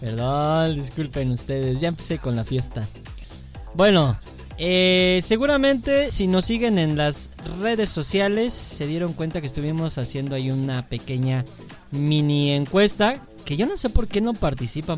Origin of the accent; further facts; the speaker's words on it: Mexico; así somos los mexicanos